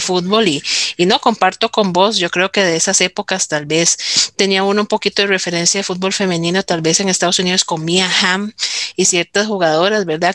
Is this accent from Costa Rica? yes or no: yes; Heredia, Costa Rica; yo también soy de Heredia